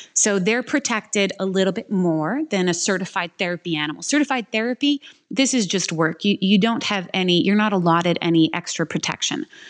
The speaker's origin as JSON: {"language": "English", "region": "Quebec", "country": "Canada", "said": "I'm from Quebec and Quebec is probably the number one puppy mill capital of the world and it's something that we we regularly struggle with there"}